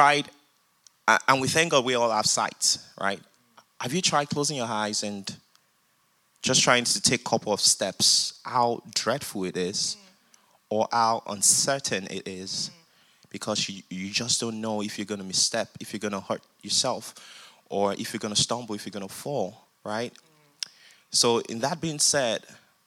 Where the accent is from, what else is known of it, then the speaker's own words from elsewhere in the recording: Nigeria; now in United States; I grew up in Nigeria, came down to the United States